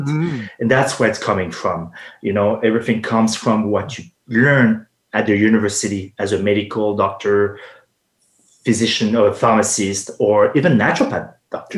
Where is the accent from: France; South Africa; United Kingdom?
France; accent: French; English is a second language; moved away as an adult; also born or lived in Los Angeles, United States / Quebec, Canada; now in Canada; I was born and raised in France